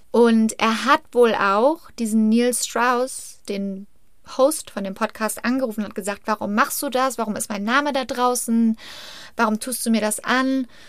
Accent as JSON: {"language": "German", "country": "Germany", "moved": "yes", "lives_now": "United States", "said": "Ich bin ja Deutsche"}